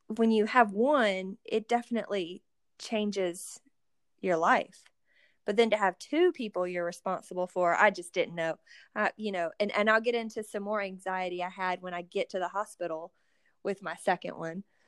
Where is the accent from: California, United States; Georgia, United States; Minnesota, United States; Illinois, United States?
Georgia, United States; Athens; We are both from the Athens, Georgia area